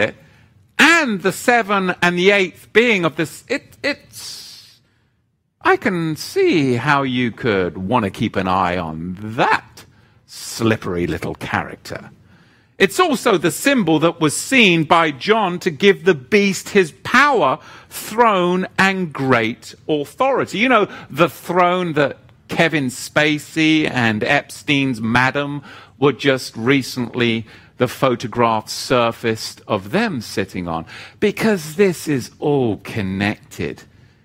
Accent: United Kingdom; now in United States; one from my home country

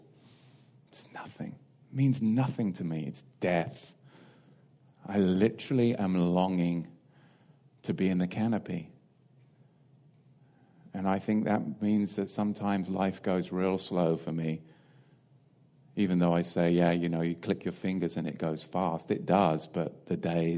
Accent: England, United Kingdom; growing up in England

